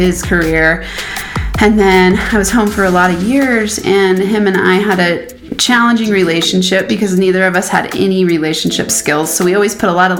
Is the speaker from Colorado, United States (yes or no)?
yes; Boulder, Colorado, United States; I am from Boulder, Colorado